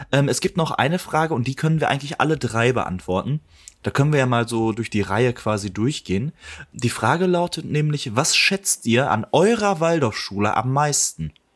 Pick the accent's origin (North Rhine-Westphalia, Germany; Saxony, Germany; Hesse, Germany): North Rhine-Westphalia, Germany; Ruhr area; als Ruhrpottler